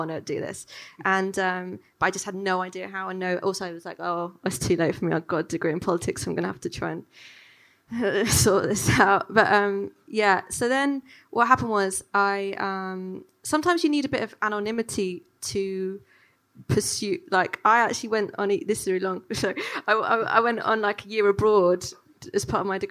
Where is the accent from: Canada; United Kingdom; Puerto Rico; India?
United Kingdom; London; growing up in London